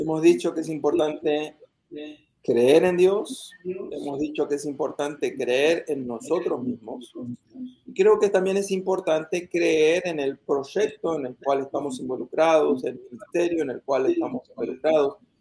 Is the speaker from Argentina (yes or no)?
yes; Argentina; moved away as an adult; now in United States; en mi país natal, Argentina